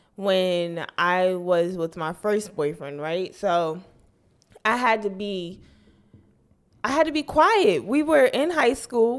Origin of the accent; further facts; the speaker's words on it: New Jersey, United States; I'm from North Jersey